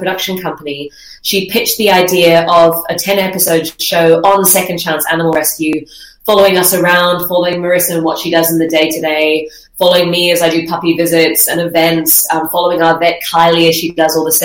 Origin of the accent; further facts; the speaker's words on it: Zimbabwe; moved away as an adult; also born or lived in Dubai / Melbourne; now in Australia; I'm originally from Zimbabwe